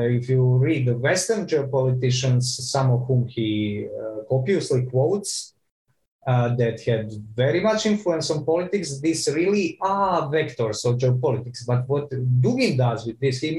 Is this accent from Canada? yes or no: no; Croatia; I'm from Croatia